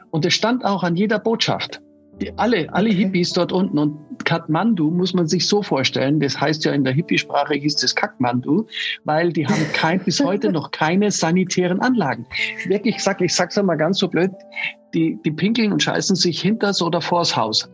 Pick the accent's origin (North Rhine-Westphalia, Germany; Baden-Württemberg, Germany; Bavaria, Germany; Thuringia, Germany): Bavaria, Germany; Munich; ich bin in München geboren